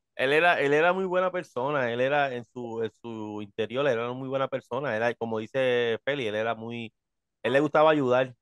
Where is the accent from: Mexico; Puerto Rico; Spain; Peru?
Puerto Rico; Hatillo; yo soy de Atillo, en Atillo hay un festival de máscaras